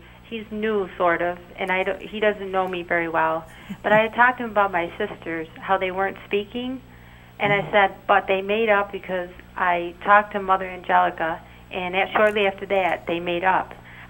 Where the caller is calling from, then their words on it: Frankfort, New York, United States; Frankfurt, New York